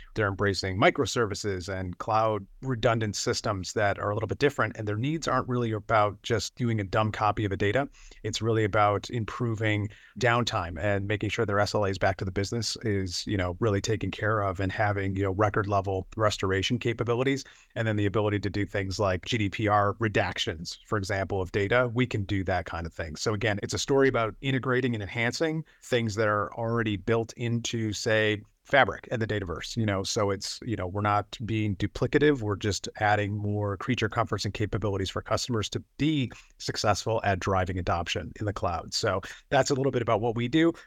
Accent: Buffalo, New York, United States; I am from Buffalo, New York

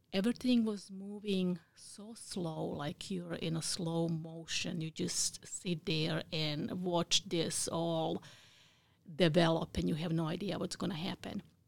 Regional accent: Bosnia & Herzegovina; English is a second language; now in United States; I was born in Bosnia. It used to be Yugoslavia before the war.

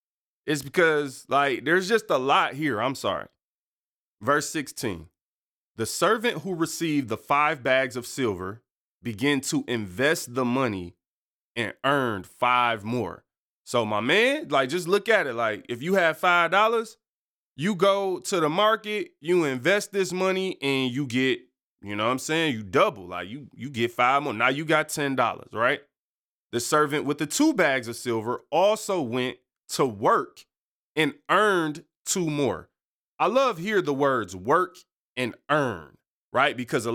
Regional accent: Detroit, Michigan, United States; born there; I was born in Detroit on East 7 Mile and my family didn't have a lot of money.

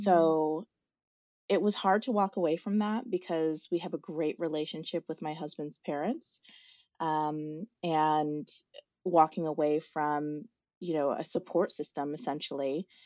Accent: South Dakota, United States; I grew up in South Dakota, was born and raised there.

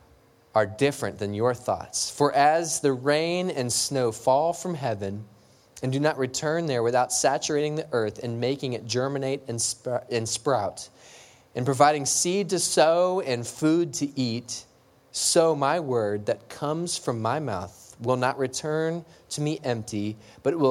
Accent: LaBelle, Florida, United States; I grew up in La Belle, Florida

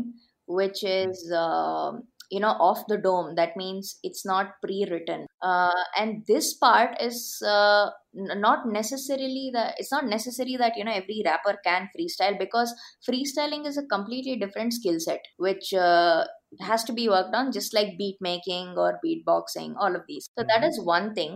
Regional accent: Bangalore, Karnataka, India; I'm from Bangalore

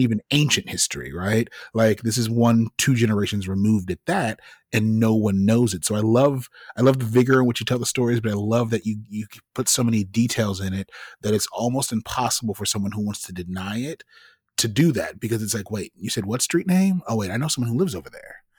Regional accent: Midwest, United States; I'm from the Midwest

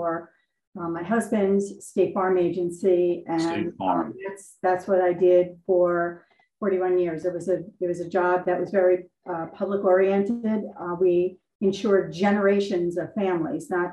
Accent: Clark, United States; moved away as an adult; I decided to come back to my hometown.

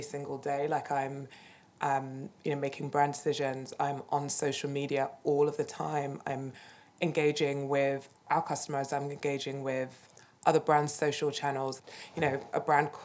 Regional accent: United Kingdom; I'm British

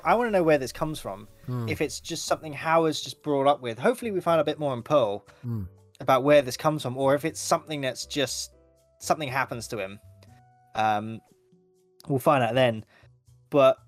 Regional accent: United Kingdom; I'm so British.

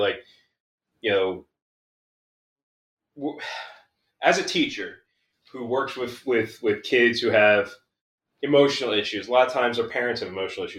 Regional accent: Philadelphia, Pennsylvania, United States; I'm from Kensington. I'm from, like, the rough part of Philly.

